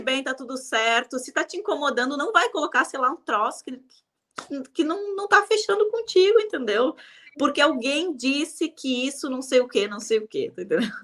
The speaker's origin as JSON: {"language": "Portuguese", "region": "Rio Grande do Sul", "country": "Brazil", "said": "eu sou do Rio Grande do Sul"}